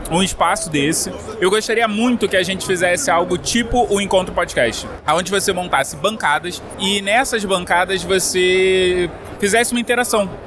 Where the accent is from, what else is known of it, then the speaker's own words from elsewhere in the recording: Rio de Janeiro, Brazil; do Galera do Hall e eu sou do Rio de Janeiro.